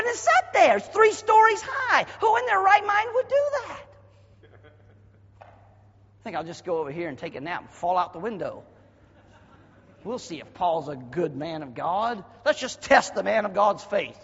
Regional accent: the South, United States; accent: Southernese; I was raised in the South

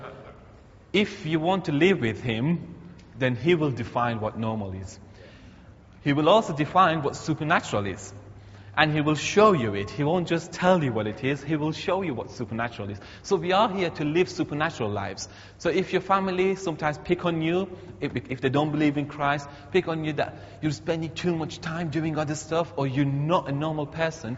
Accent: Iran; now in Teesside, United Kingdom; my home country, Iran

